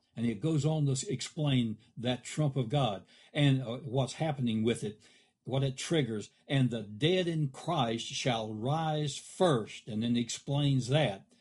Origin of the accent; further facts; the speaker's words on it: United States; we've done wonderful things as a country